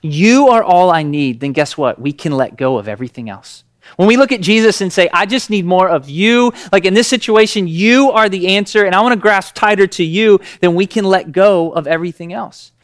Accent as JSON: {"language": "English", "region": "Tennessee", "country": "United States", "said": "We're from Tennessee"}